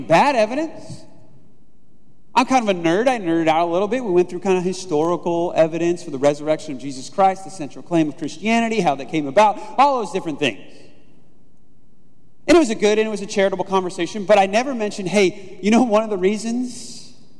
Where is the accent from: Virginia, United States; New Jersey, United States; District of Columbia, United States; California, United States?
California, United States; Southern; moved away